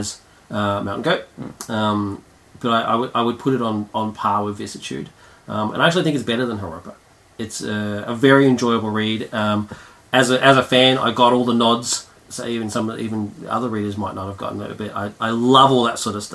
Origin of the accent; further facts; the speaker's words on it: Melbourne, Victoria, Australia; I'm from Melbourne